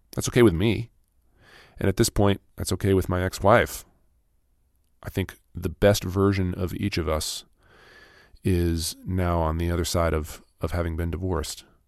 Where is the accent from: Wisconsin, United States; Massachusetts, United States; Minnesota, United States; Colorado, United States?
Minnesota, United States; also born or lived in Los Angeles, California; I was born in California, in Los Angeles, and then, uh, we moved to Minnesota when I was ten.